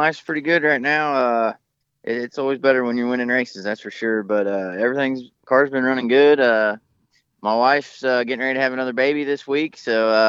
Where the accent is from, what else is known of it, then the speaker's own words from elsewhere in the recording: Florence, Kentucky, United States; I grew up in Northern Kentucky here around Florence Speedway. My house is literally like 5 miles down the road.